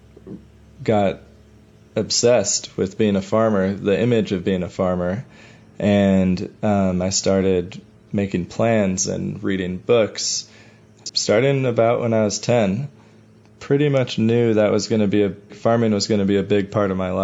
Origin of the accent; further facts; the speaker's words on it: Chicago, Illinois, United States; I grew up in Bucktown. I went to Lincoln Park High School.